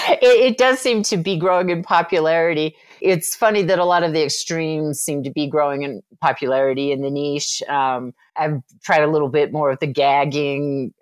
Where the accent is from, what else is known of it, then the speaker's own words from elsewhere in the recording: Utah, United States; I was raised in Utah.